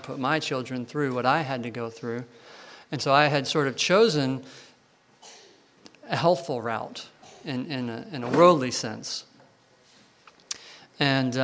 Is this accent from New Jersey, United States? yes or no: no; Louisville, Kentucky, United States; I grew up in Kentucky, Louisville, Kentucky